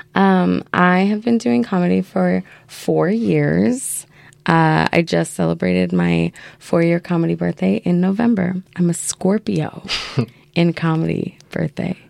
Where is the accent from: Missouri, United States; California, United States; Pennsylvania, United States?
California, United States; Yucaipa; moved away as an adult; also born or lived in San Jose, California / Baltimore, Maryland; now in Portland, United States; Yucaipa, California okay. is where I lived um, from when I was a child until I was like 11